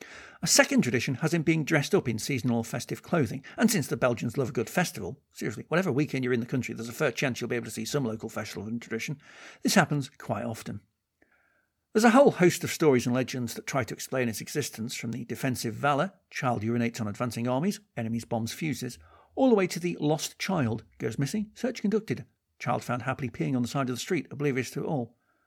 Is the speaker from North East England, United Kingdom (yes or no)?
no; Kirkby-in-Ashfield, East Midlands, United Kingdom; Even in my hometown of Kirkby and Ashfield